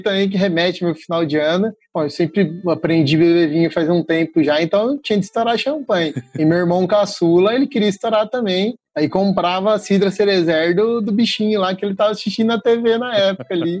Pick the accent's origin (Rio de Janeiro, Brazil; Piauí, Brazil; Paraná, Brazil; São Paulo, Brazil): São Paulo, Brazil; moved away as an adult; now in Minas Gerais, Brazil; E eu e meu orientador, a gente é de São Paulo, a gente tem o costume de comer figo maduro.